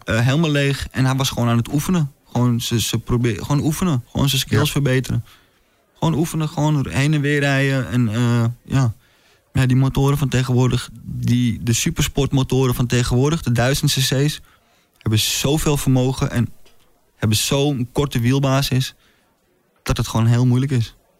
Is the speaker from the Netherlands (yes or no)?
yes; Amsterdam, North Holland, Netherlands; ik, ik kom uit Amsterdam